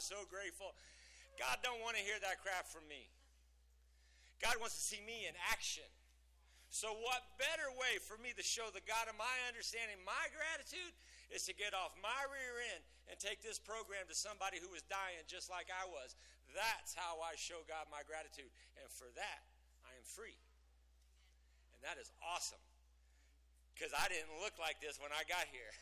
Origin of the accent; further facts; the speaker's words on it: Lubbock, Texas, United States; I was born in Lubbock